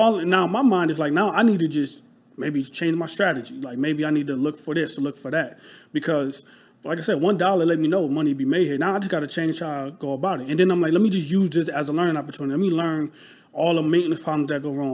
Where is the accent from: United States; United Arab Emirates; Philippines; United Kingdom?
United States; Rochester, New York; moved away as an adult; now in Philadelphia, United States; I'm from Rochester, New York. So upstate, um, New York, like a small city